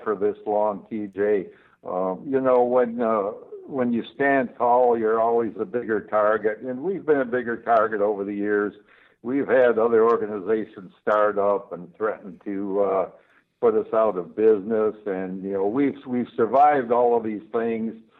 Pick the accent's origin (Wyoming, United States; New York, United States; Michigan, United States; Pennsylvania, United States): Michigan, United States; I've always lived in Michigan